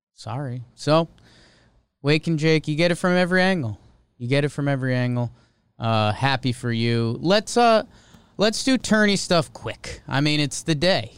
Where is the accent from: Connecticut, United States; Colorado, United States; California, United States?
Connecticut, United States; growing up in Connecticut. That's the only sport team we had when the Whalers left.